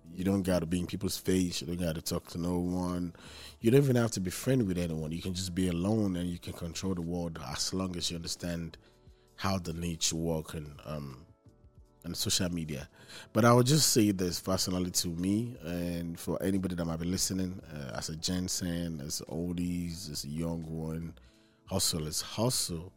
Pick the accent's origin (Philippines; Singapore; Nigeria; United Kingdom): Nigeria; now in Houston, United States; I'm from Nigeria